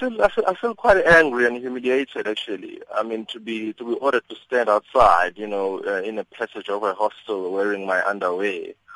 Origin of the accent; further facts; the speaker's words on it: South Africa; If I feel violated as a civilian, as a South African, as a civilian, then they need to accept that.